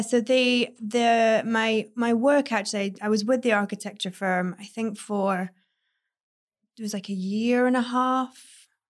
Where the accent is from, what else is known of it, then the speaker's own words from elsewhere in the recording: United Kingdom; moved away as an adult; also born or lived in Manchester; now in West Hollywood, United States; I traveled in between Manchester and my hometown where the architect practice was